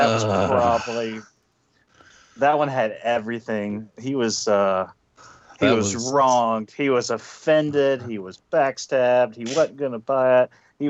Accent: Arkansas, United States; I'm from Arkansas.

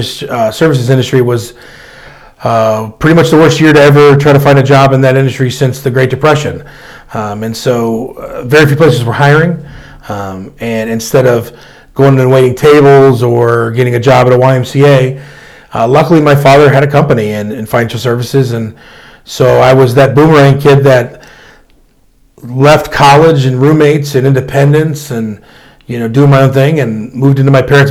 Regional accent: Wooster, Ohio, United States; we moved here when I was into Worcester when I was 10.

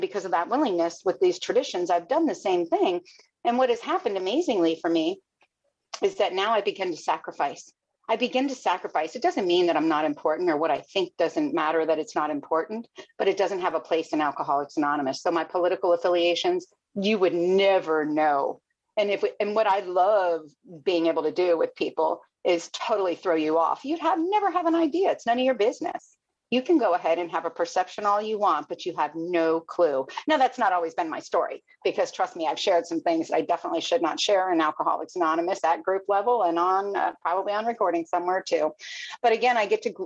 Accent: Fort Lauderdale, Florida, United States; also born or lived in Miami; now in Sebastian, United States; I grew up down in Fort Lauderdale, man. I'm four generations growing up in Miami

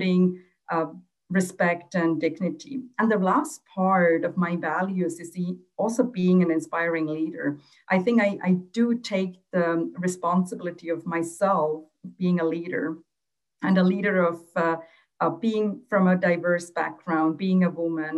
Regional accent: Switzerland; also born or lived in Sri Lanka; when I was growing up in Switzerland, I was one of the first generation of Tamil girls to go to school here in Switzerland

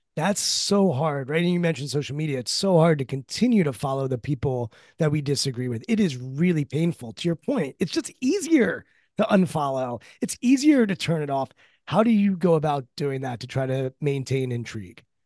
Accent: Washington, District of Columbia, United States; my childhood and growing up in Washington, D C

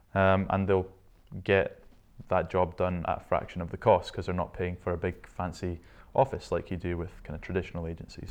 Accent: Shetland, Scotland, United Kingdom; moved away as an adult; also born or lived in Inverness; I was born in Inverness, lived there for the first six years of my life and then headed up to Shetland with dad's work and lived there from age six to 18.

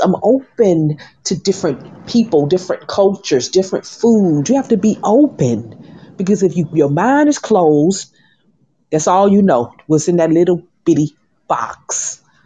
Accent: Birmingham, Alabama, United States; also born or lived in Atlanta, Georgia; now in Miami, United States; people from my hometown, Birmingham, Alabama

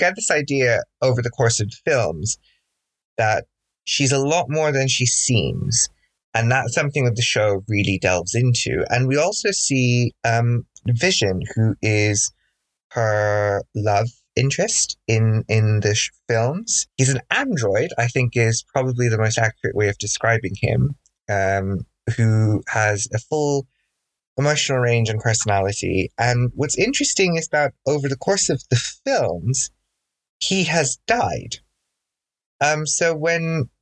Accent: Bangladesh; now in United Kingdom; growing up in Bangladesh, which is where I'm originally from.

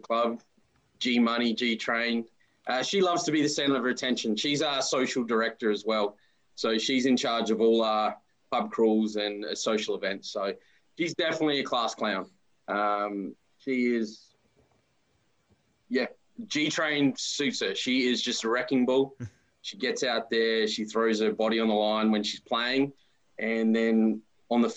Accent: Australia; moved away as an adult; now in Canada; growing up in Australia playing baseball

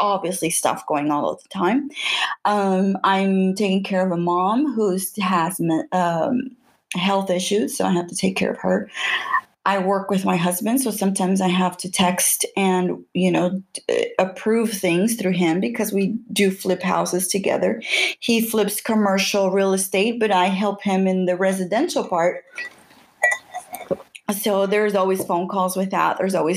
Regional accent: Houston, Texas, United States; I grew up in the North Side. I grew up next to downtown Houston.

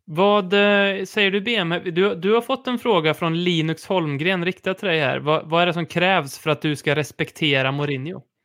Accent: Värmland, Sweden; som vi säger här i Värmland

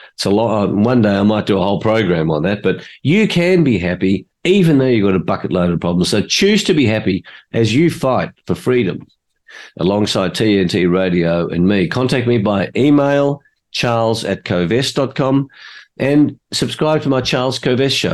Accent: Australia; I was born in Australia. My parents were both migrants from Hungary

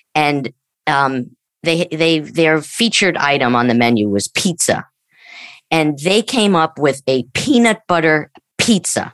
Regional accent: Long Island, New York, United States; I grew up in Long Island, New York

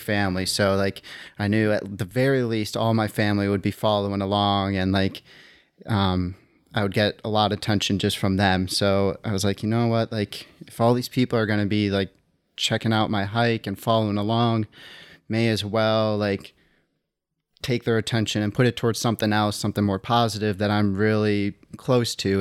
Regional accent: outside Milwaukee, Wisconsin, United States; moved away; I grew up in Wisconsin, outside Milwaukee

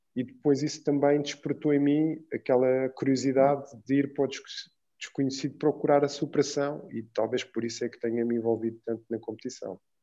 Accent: Lisbon, Portugal; also born or lived in Cape Verde; e voltei para Portugal com a minha mãe. Pronto, isto para explicar um pouco que eu fui para Lisboa

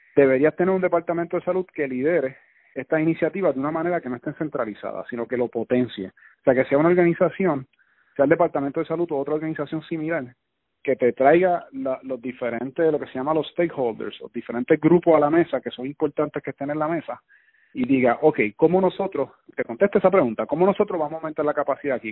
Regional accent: Puerto Rico; nosotros los puertorriqueños

